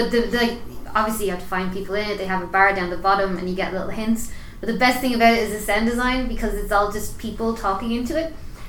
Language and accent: English; Dublin, Leinster, Ireland; I'm from Dublin.